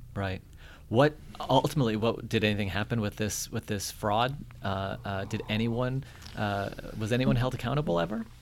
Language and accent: English; North Attleboro, Massachusetts, United States; I'm from North Attleboro